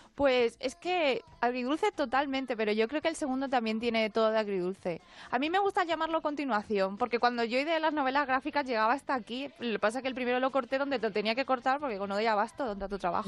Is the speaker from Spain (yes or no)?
yes; Spain; nosotros, que la segunda generación que ya nacimos aquí, hablamos culturalmente, pensamos igual